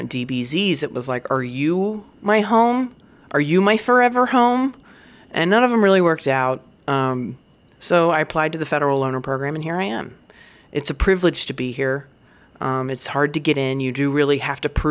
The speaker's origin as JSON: {"language": "English", "region": "Virginia", "country": "United States", "tie": "born or raised there", "said": "I grew up in Virginia"}